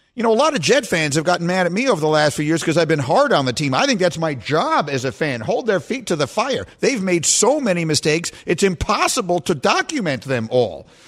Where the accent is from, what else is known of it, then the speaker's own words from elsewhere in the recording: New York City, New York, United States; moved away as an adult; also born or lived in Chicago; the apartment I grew up in in New York City